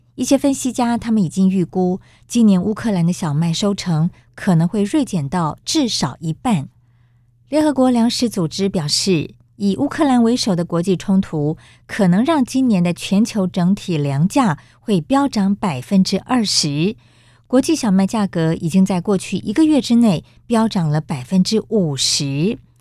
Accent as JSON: {"language": "Chinese", "country": "Taiwan", "said": "我们台湾人真是幸福"}